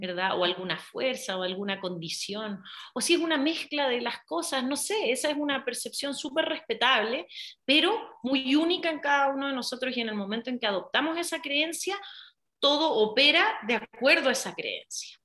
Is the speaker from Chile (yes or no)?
yes; Chile; moved away as an adult; now in Mexico; nací en Chile, vivía allá hasta como los 19 años